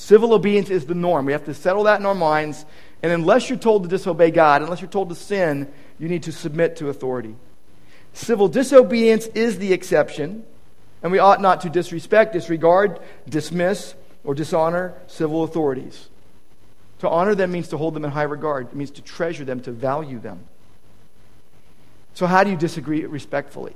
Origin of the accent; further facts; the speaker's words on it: United States; I love my country. I'm an American